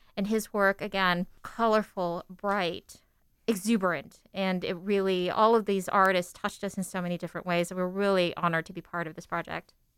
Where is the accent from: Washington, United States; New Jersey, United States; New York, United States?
Washington, United States; Seattle; I was born in in Seattle, but my parents were immigrants from the Philippines